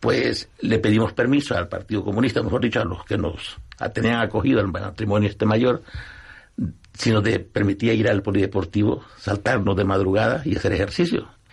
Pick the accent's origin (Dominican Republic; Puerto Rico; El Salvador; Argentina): El Salvador; now in Spain